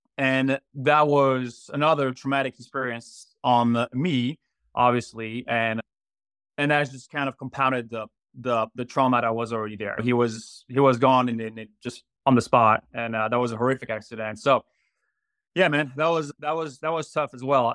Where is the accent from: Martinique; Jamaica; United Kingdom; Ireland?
Martinique; accent: French; English is a second language; moved away as an adult; also born or lived in Florida / France; now in Greer, United States; I was raised in Martinique until the age of 19.